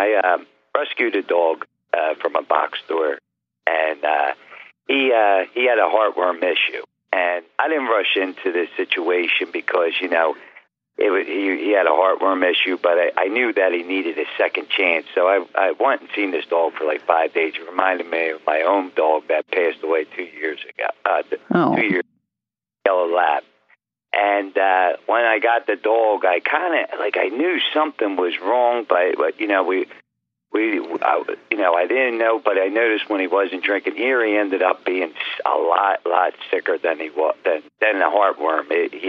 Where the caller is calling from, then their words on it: Philadelphia, Pennsylvania, United States; Calling from Philadelphia, PA.